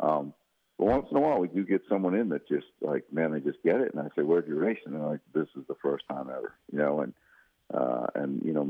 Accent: outside of Boston, Massachusetts, United States; moved away; I grew up outside of Boston

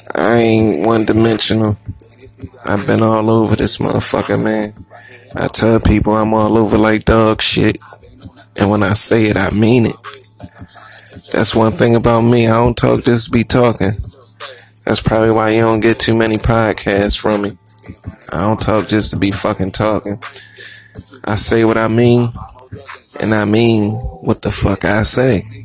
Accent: Philadelphia, Pennsylvania, United States; I'm from Philly

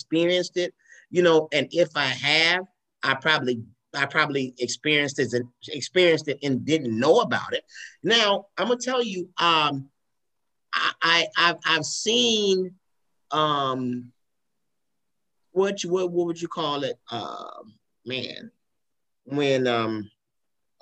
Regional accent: Tuscaloosa, Alabama, United States; now in Atlanta, United States; I'm from Tuscaloosa, Alabama.

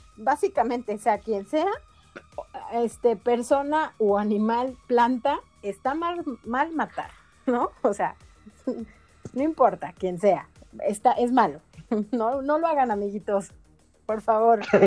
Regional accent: Mexico City, Mexico; yo nací en la Ciudad de México, yo capitalina

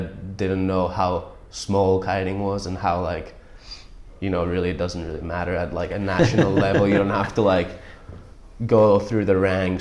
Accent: Empuriabrava, Catalonia, Spain; My town's called Empuria Brava, like north of Barcelona in the Costa Brava.

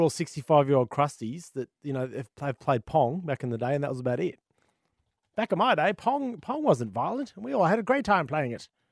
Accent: Australia; as an Aussie gamer

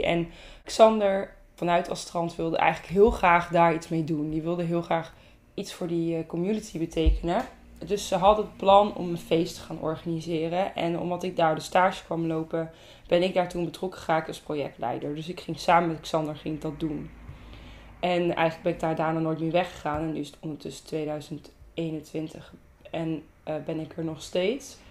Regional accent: Zeeland, Netherlands; now in Ede, Netherlands; ik ben echt een verschrikkelijk Zeeuws meisje eigenlijk. Want ik wil altijd zeggen dat ik uit Zeeland kom

